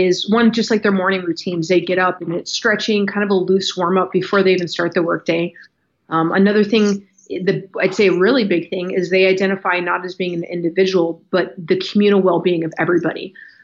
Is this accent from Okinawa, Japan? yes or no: yes; Okinawa, Japan; Okinawa is where I identify as being home. It's where I connect with culturally. It's the background that I recognize more than anything.